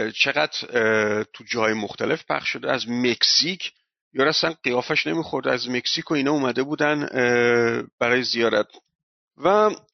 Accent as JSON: {"language": "Persian", "country": "Iran", "said": "ما ایرانی هستیم"}